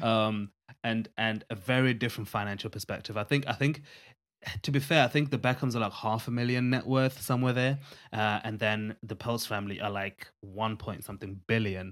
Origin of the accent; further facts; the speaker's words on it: Zimbabwe; where we come from Zimbabwe, which is a Southern African country